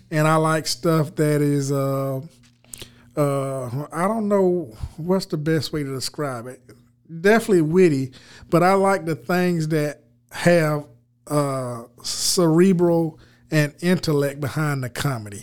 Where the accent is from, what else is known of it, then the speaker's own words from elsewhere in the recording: United States; accent: country; now in Los Angeles, United States; I got out here to L A with my country accent